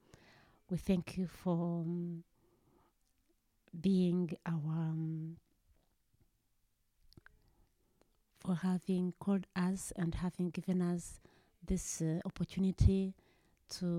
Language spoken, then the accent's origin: English; Rwanda; moved away; I'm from Rwanda. I grew up in a Christian family